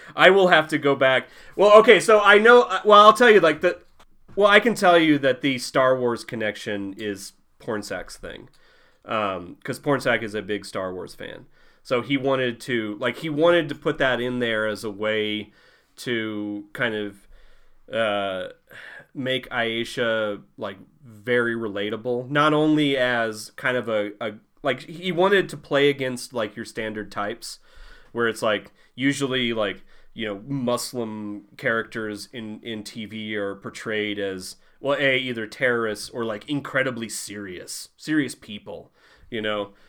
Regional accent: Southeast Missouri, United States; moved away as an adult; now in New Mexico, United States; I'm from Southeast Missouri

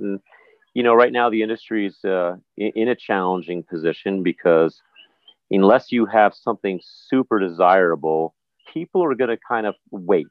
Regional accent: New Jersey, United States; moved away as an adult; also born or lived in New York area; now in U.S. Virgin Islands; was raised in the New York area, in Jersey predominantly

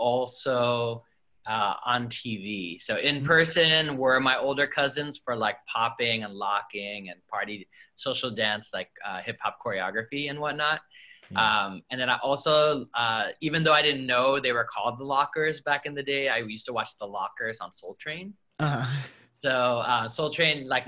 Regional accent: Los Angeles, California, United States; I grew up in Harbor City, which is like right in between Torrance, Wilmington, Carson, San Pedro

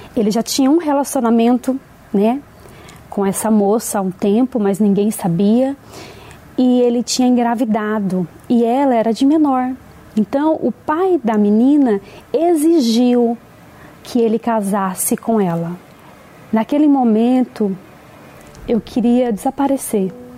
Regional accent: Bahia, Brazil; nasci na Bahia

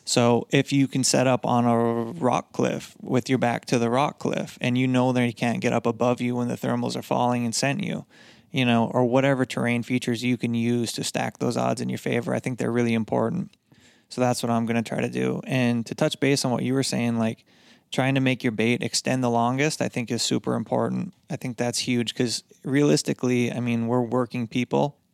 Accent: Upper Michigan, United States; moved away; I grew up in Michigan, Upper Michigan

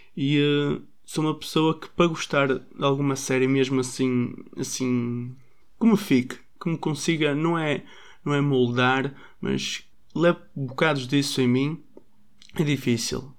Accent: Braga, Norte, Portugal; sou de Braga e sou filho único.

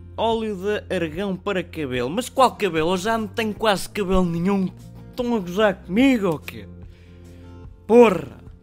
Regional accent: Portugal; Nós somos portugueses

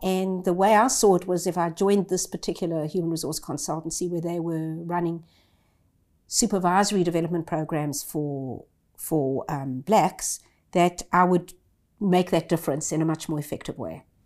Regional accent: South Africa; moved away as an adult; now in Australia; I grew up in South Africa as a privileged white.

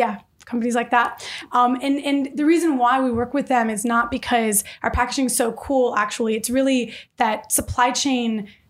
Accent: Detroit, Michigan, United States; born or raised there

